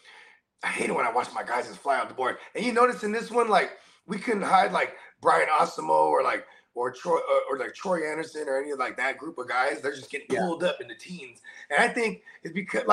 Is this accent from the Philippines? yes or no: yes; Philippines; I'm Filipino